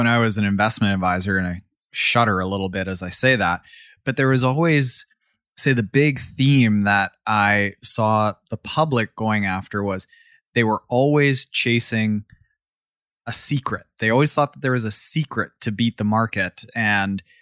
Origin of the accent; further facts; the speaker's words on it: Canada; I'm from Canada.